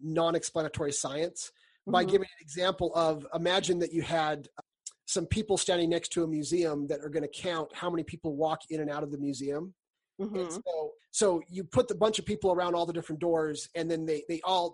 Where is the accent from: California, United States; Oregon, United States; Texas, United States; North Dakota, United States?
California, United States; now in Utah, United States; I grew up in California